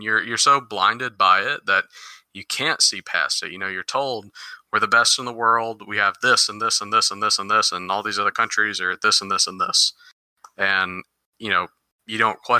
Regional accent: United States; I was born and raised in the United States

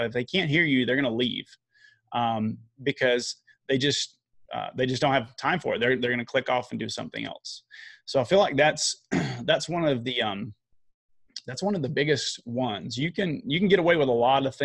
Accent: the South, United States; I'm from the South

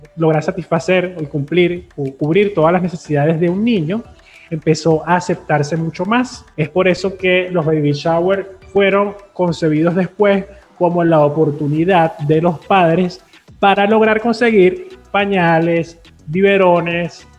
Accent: Venezuela; nuestra particularidad como sociedad venezolana

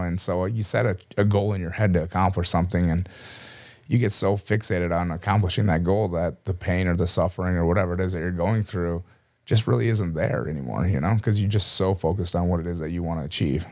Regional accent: Cleveland, Minnesota, United States; I grew up from a real small town here in southern Minnesota, Cleveland, just down the road from here in Mankato

